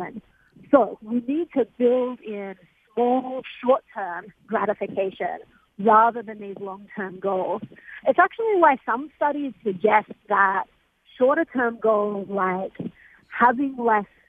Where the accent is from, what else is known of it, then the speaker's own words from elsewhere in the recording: Australia; moved away; I'm from Australia. My grandparents still live there